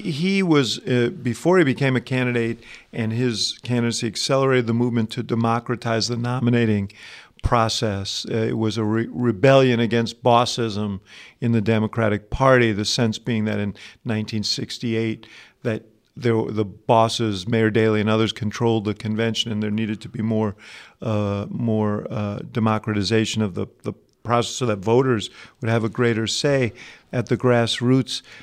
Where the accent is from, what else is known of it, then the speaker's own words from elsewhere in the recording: New York City, New York, United States; my hometown of New York City